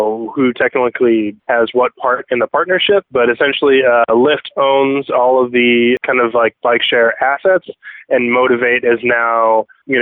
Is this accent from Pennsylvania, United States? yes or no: no; Chicago, Illinois, United States; I'm from Chicago, Illinois